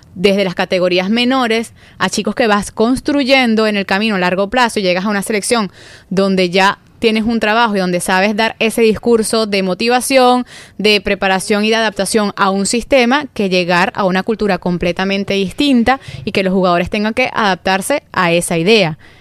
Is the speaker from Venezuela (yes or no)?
yes; Venezuela; como venezolana